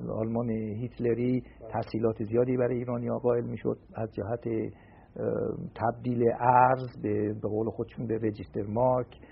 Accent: Shemiranat, Tehran Province, Iran; من در شمیرانات متولد شدم

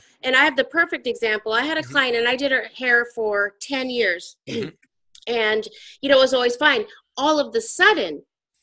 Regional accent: Spokane, Washington, United States; I grew up in Washington State, and I grew up in Spokane, Washington.

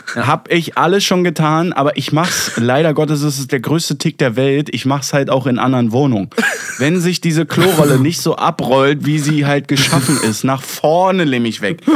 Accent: Berlin, Germany; ich als Berliner

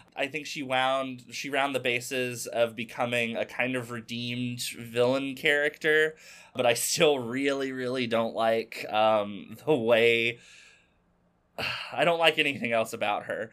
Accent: Arkansas, United States; used to be a hobby shop in my hometown in Arkansas

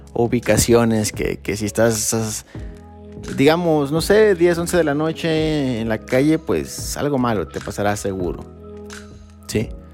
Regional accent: Mexico; yo nací en México

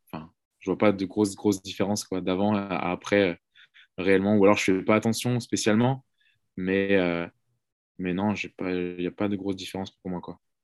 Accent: Brittany, France; moved away; also born or lived in Marseille; je viens de Bretagne

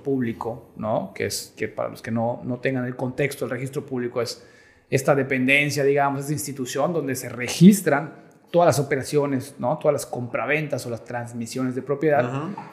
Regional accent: Yucatán, Mexico; yo como yucateco

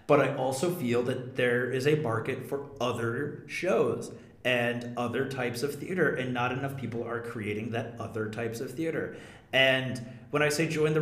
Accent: New Hampshire, United States; my home state

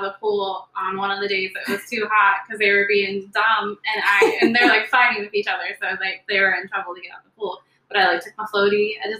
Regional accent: Southern California, United States; moved away; I'm originally from Southern California.

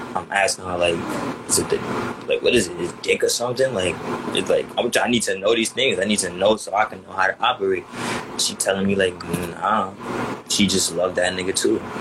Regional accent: New York City, New York, United States; I'm from Queens

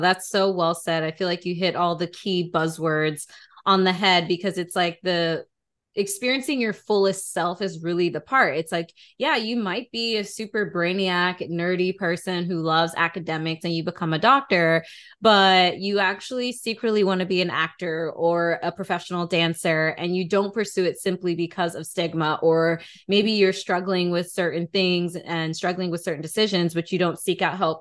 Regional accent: Atlanta, Georgia, United States; Atlanta native or at least had spent some time in Atlanta, which, you know, Damaris and I are actually from.

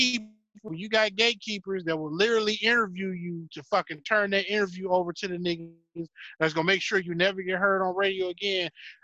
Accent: New York, United States; You know, I'm from New York, so my culture is...

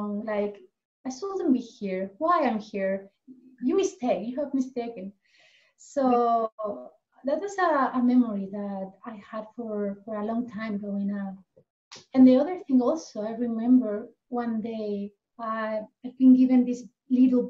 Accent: Elche, Valencian Community, Spain; English is a second language; now in Ananda Village, United States; I'm originally from Spain, actually from the same city than Narayani, Elche.

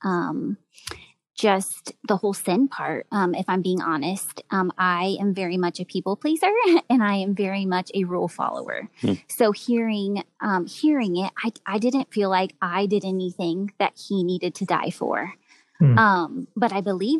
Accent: Greenwood, Indiana, United States; I grew up in Greenwood, Indiana, so just a suburb of Indianapolis.

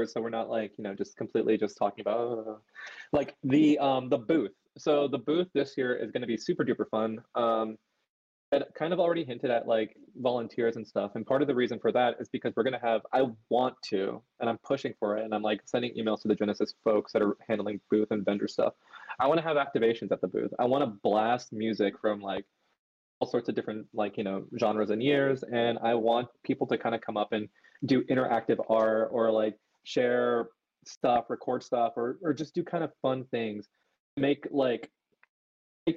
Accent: San Diego, California, United States; also born or lived in Los Angeles; I grew up in San Diego. I live here. I have family here.

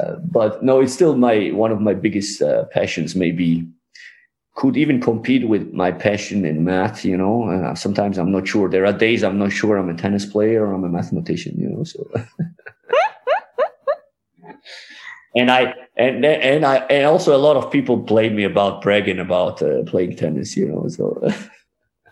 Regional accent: Georgia; moved away as an adult; also born or lived in Germany; you miss your country where you lived like 20 years

